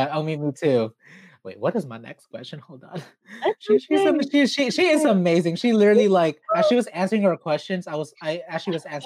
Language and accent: English; Philippines; especially being Filipino, Filipinx, Filipina, whatever you want, whatever you choose to identify as